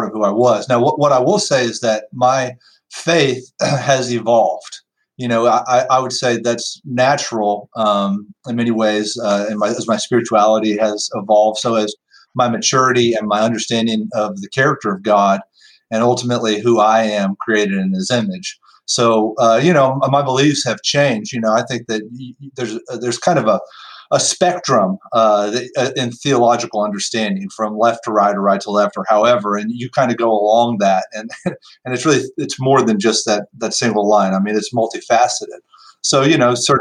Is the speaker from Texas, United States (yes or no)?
yes; Austin, Texas, United States; moved away as an adult; now in Carrollton, United States; I grew up in Austin, Texas